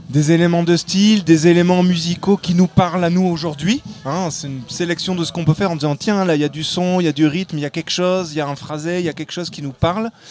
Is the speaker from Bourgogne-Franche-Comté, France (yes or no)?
no; Auvergne-Rhône-Alpes, France